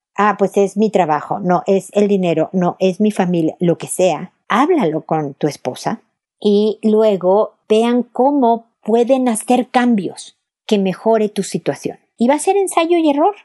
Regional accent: Mexico; now in Chile; Yo vivo en Chile, mi familia es mexicana, yo soy mexicana

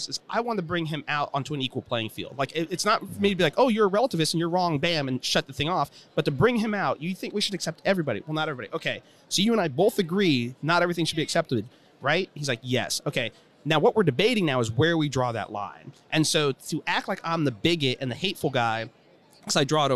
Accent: Cleveland, Ohio, United States; I just grew up outside of Cleveland

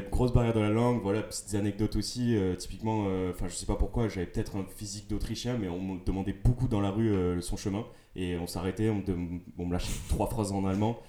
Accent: Toulouse, Occitania, France; je viens de Toulouse

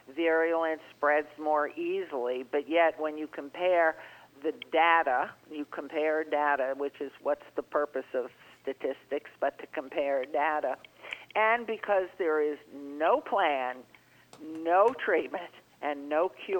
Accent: New York, United States; moved away; I grew up in New York, and I was in those squash subways and buses and elevators and apartment buildings

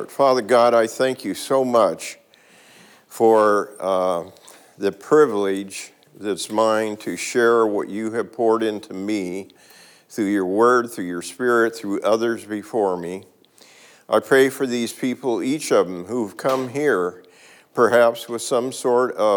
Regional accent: Oakland, California, United States; I grew up in East Oakland during a very, very tough time

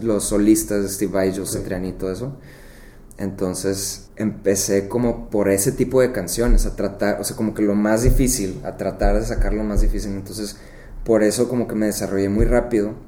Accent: Monterrey, Nuevo León, Mexico; moved away; also born or lived in McAllen, Texas; nací aquí en Monterrey

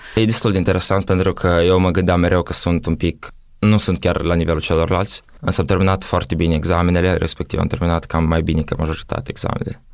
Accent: Moldova; moved away as an adult; also born or lived in Italy; eu sunt din Moldova

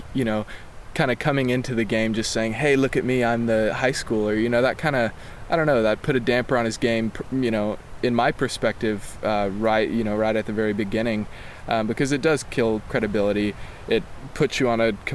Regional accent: Knoxville, Tennessee, United States; moved away as an adult; now in Los Angeles, United States; I was born and raised in Knoxville, Tennessee, and I live in L.A.

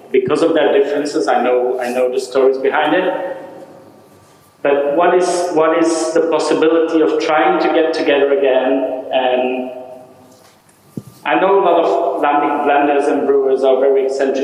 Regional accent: Brussels, Brussels-Capital Region, Belgium; now in Barcelona, Spain; I'm from Brussels

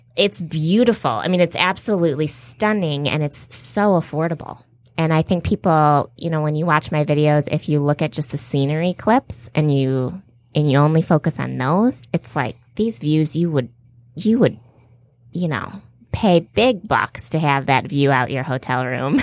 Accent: Farmington Hills, Michigan, United States; also born or lived in Detroit; I'm from Farmington Hills, Michigan

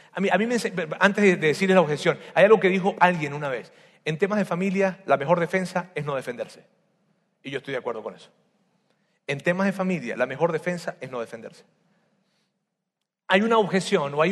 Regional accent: Venezuela; Así decimos, ya se me está olvidando como los venezolanos.

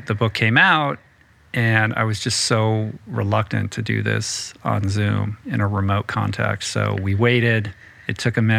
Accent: East Coast, United States; Like, I grew up on the East Coast and, you know, was reared in a kind of checklist household

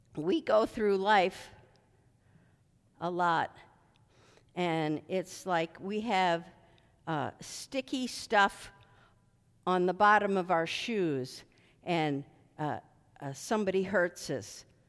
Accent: Philadelphia, Pennsylvania, United States; I was born in Philadelphia, and, uh, my mom made shoe fly pie all the time

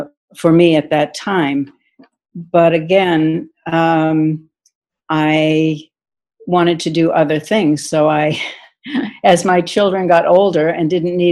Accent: Marblehead, Massachusetts, United States; moved away as an adult; I grew up in Marblehead, Massachusetts

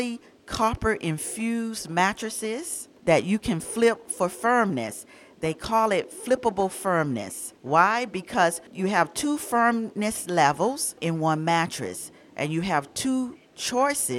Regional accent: Atlanta, Georgia, United States; moved away; I was born and raised in Atlanta

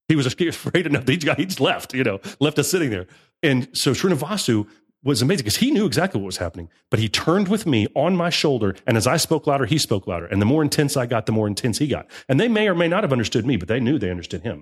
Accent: United States; I'm an American.

